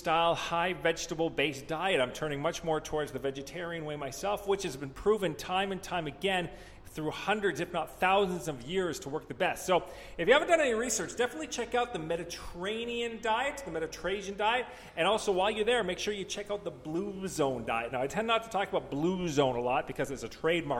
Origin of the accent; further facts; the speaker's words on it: Canada; I'm Canadian